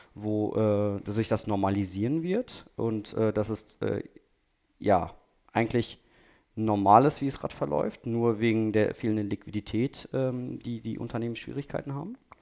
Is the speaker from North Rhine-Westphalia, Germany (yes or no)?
yes; Ostwestfalen-Lippe, North Rhine-Westphalia, Germany; now in Düsseldorf, Germany; Ich komme ja auch aus dem Ostwestfalen, Lippe